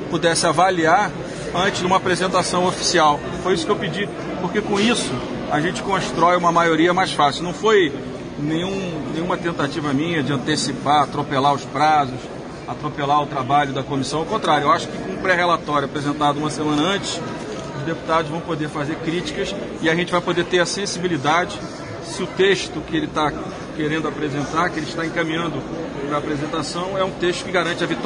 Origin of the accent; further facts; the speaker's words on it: Brazil; Eu torço para esse país. Eu sou brasileiro.